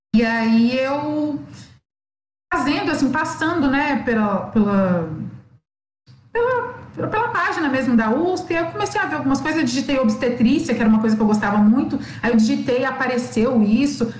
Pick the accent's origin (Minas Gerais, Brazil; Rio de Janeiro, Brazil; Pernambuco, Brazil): Minas Gerais, Brazil; Belo Horizonte; eu sou de BH